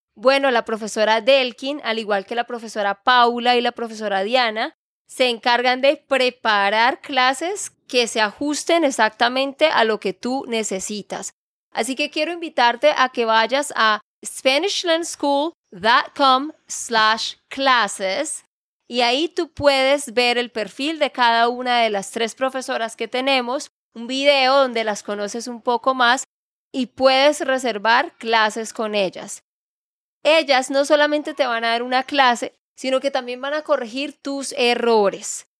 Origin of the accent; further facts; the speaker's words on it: Santander, Colombia; de Santander, Colombia